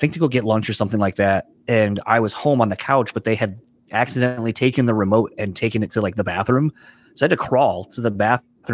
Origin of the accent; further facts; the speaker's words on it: Delaware, United States; moved away; growing up in Delaware originally, that's where I'm from